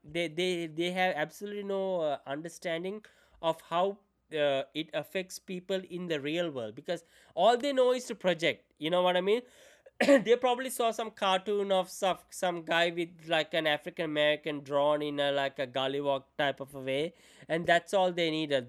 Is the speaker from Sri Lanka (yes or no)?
yes; Sri Lanka; moved away; I grew up in Sri Lanka, so I didn't know much about the Western culture